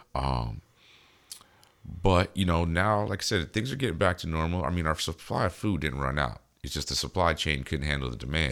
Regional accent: United States; We're American

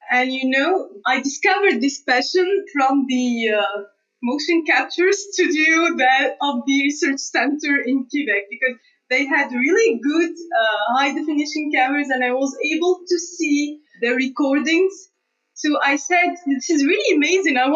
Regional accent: Tunisia; moved away as an adult; also born or lived in Canada; even in Tunisia, I studied in um, the university, which is not far from my house. It's in the same city.

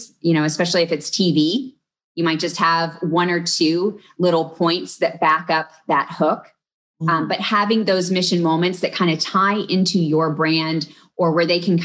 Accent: Texas, United States; I grew up in Texas, but I also had relatives in Ohio.

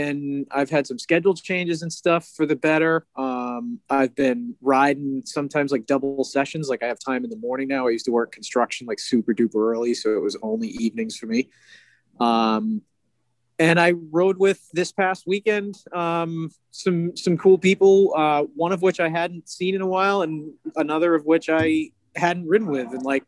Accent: Boston, Massachusetts, United States; It's just we're essentially to the rest of the country. We are from Boston.

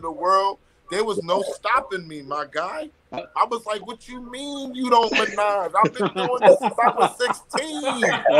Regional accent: New York City, New York, United States; also born or lived in Bronx / Harlem; I was born in the Bronx. raised in Queens, cultivated in Harlem.

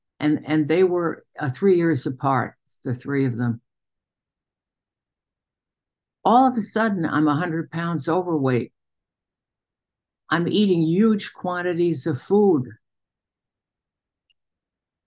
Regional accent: New York City, New York, United States; now in Geneva, Illinois, United States; I was born in Brooklyn, New York, into a traditional Jewish family

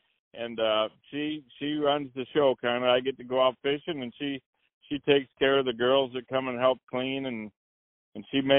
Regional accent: Clinton, Iowa, United States; now in Guttenberg, United States; I come from Clinton, Iowa, and I fish tournaments down there. So when I moved up to Guttenberg, I talked to the locals

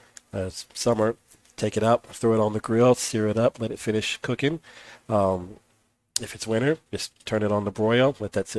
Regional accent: California, United States; moved away; I'm from California, and cold here is different than it is there

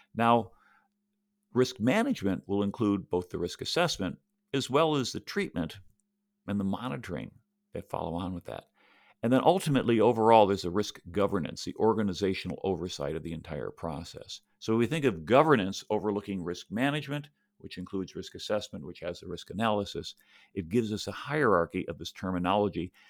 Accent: Buffalo, New York, United States; now in Tampa, United States; I grew up in Buffalo

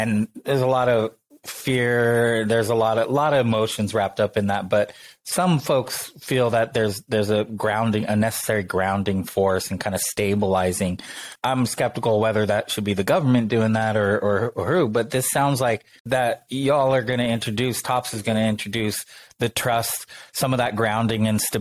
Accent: United States; I grew up in America, grew up playing soccer

